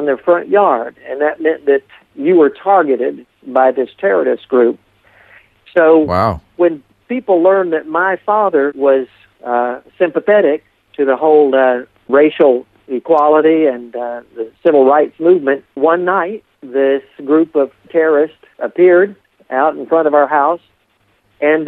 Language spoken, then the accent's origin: English; Appalachia, United States; also born or lived in Deep South; when I grew up in this area